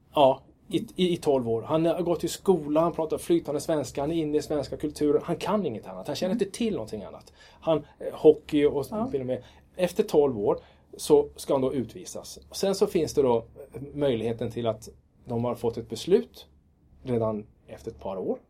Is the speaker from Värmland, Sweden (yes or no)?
no; Kiruna, Norrbotten County, Sweden; also born or lived in Lund; jag är född i Lund och uppvuxen i Kiruna